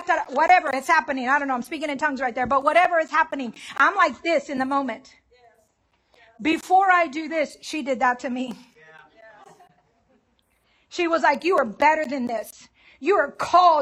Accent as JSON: {"language": "English", "town": "Dallas", "region": "Texas", "country": "United States", "said": "I'm from Southeast Dallas, which is hood. It's called Pleasant Grove"}